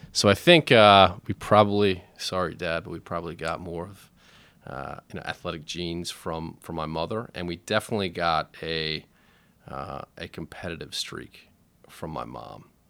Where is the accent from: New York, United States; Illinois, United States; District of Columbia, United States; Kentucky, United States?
District of Columbia, United States; Washington; I grew up in Shepherd Park, which is just off Sixteenth Street, uh, kinda north D C, uptown, uh, kinda near Silver Spring, but still in D C.